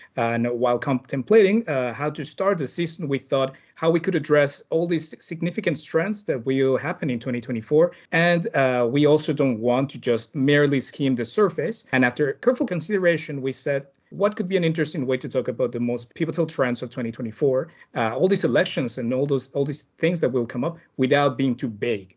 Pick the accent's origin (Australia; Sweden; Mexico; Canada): Mexico; my home country of Mexico